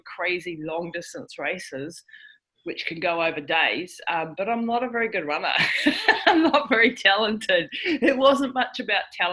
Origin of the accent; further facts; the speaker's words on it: New Zealand; I'm from New Zealand. So yeah, I'm a Kiwi. So I live right down the bottom of the world